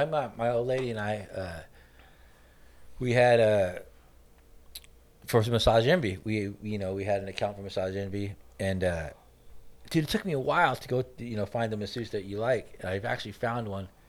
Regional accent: Garden Grove, California, United States; growing up in Garden Grove, dude, you got, you know, Asian guys, Mexican guys, black guys.

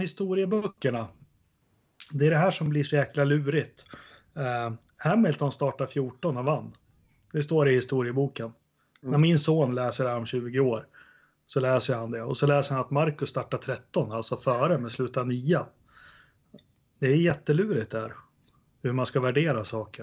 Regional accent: Sweden; jag som svensk

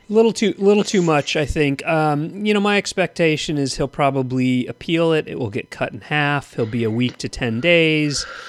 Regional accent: Thousand Oaks, California, United States; when I grew up in Thousand Oaks

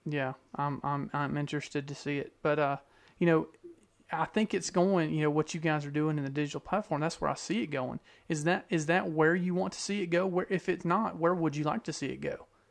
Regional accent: Georgia, United States; I grew up in Georgia

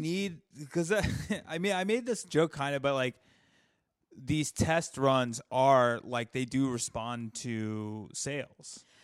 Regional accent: the South, United States; I was raised in the South

